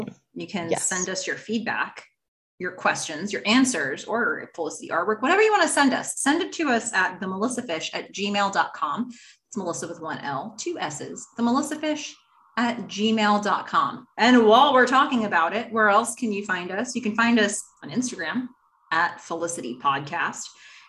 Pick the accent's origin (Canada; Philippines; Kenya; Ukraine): Ukraine; first language Russian; I'm from Ukraine, but grew up speaking Russian only, which for me, I think that does put this in some context.